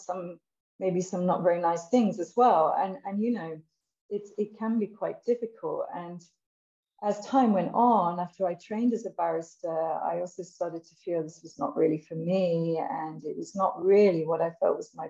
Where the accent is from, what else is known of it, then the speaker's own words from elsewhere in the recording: England, United Kingdom; I'm from England, and I would say I had quite a normal sort of background, nothing sort of really exceptional or extraordinary. I had a, you know, I had a happy childhood, and I would say I was pretty English